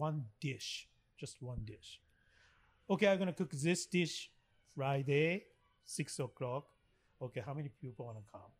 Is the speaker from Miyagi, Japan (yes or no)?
yes; Miyagi, Japan; That's I came from. Sho and I came from Miyagi Prefecture.